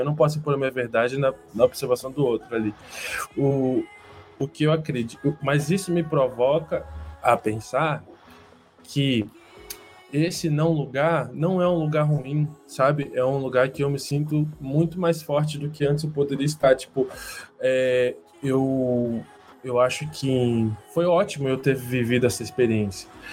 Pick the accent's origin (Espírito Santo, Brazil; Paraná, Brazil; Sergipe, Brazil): Espírito Santo, Brazil; Vitória; moved away; also born or lived in Londrina; eu não sou do Sul, eu nasci em Vitória, lá no Espírito Santo.